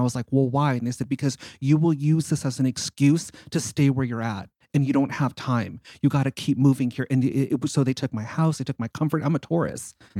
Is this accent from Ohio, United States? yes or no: no; Simi Valley, California, United States; I grew up in Simi Valley, and this was back in like the way early 80s where there was like nobody there.